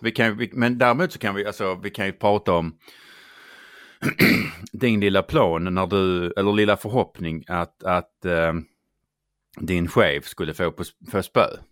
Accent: Skåne, Sweden; accent: Scanian; jag är ju skåning

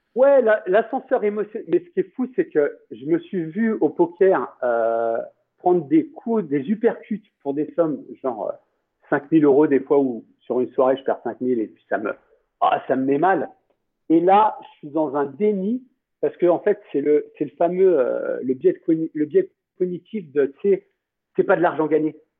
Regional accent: France; now in Costa Rica; en tant que Français

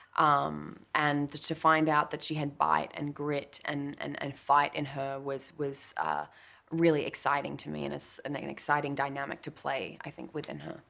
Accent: Australia; I'm Australian

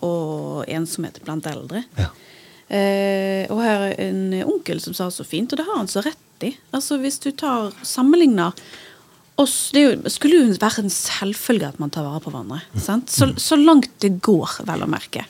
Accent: Bergen, Vestland, Norway; also born or lived in New York; som en bergenser på Manhattan

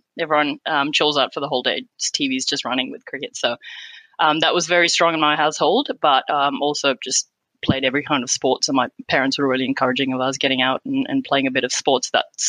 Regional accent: Qatar; Yeah, so I was born and raised in Qatar. My parents moved there back in the 70s and we're originally from India. So we'd go back to India every year for school holidays.

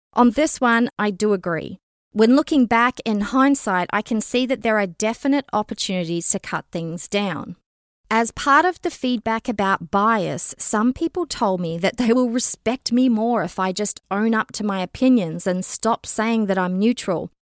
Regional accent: Canada; as a Canadian citizen and member of the general public

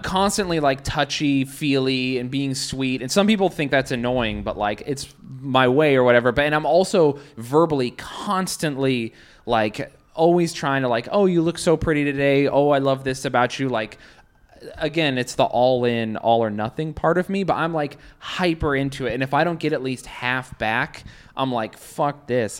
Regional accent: Salt Lake City, Utah, United States; now in New York, United States; I'm from Salt Lake.

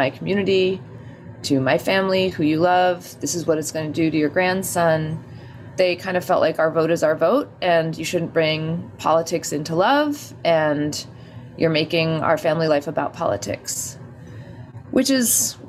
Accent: Albuquerque, New Mexico, United States; born or raised there; now in New York, United States

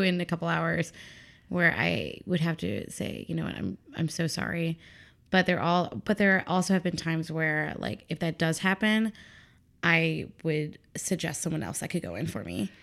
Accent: Chicago, Illinois, United States; also born or lived in Missouri; I was born and raised here in Chicago

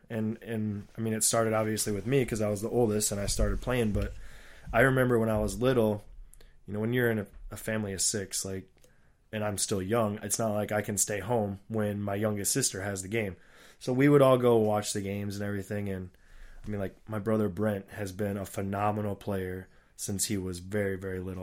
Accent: Papillion, Nebraska, United States; in my hometown where I was born and grew up, uh, Papillion, Nebraska

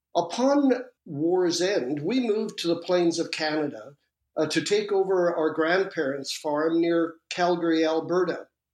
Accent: Malmö, Skåne, Sweden; born there; I was born in Malmo, at the southern tip of Sweden. That's across from Copenhagen

